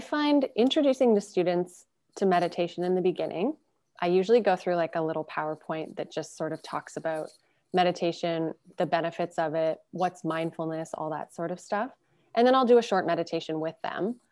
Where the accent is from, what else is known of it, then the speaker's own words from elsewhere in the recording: Burlington, Ontario, Canada; also born or lived in Calgary, Alberta; now in Toronto, Canada; Christiana and I grew up in Calgary, Alberta, and then we were secondary, raised in Burlington